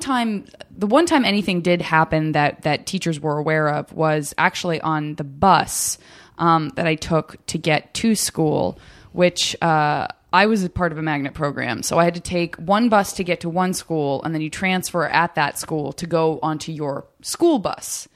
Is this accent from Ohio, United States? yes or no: no; Arizona, United States; I'm from Arizona